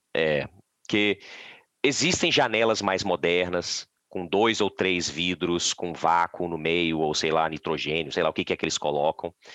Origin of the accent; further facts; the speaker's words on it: Vitória, Espírito Santo, Brazil; moved away as an adult; now in Canada; Eu sou, eu sou original de Vitória